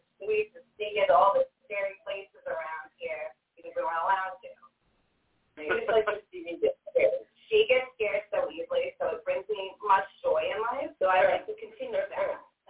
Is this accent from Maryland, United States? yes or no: no; New York, United States; moved away; I'm from New York.